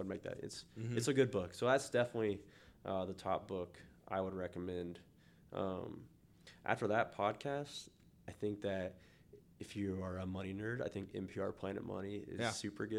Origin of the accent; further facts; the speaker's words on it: Newton, United States; I'm from Newton, so I'm a country music kind of guy, but I'll go all over the place.